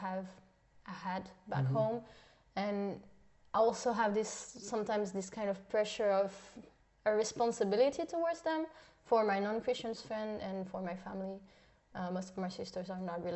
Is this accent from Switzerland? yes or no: yes; Switzerland; English is a second language; moved away as an adult; now in Germany